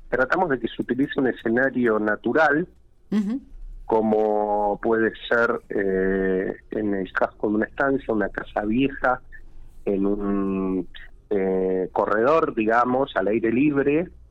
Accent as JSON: {"language": "Spanish", "town": "Santa Rosa", "region": "La Pampa", "country": "Argentina", "said": "somos de Santa Rosa"}